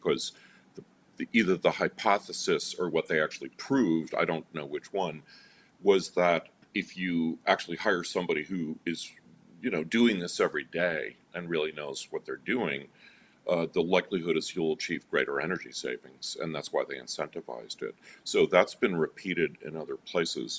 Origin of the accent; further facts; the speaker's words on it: New York, United States; I grew up in New York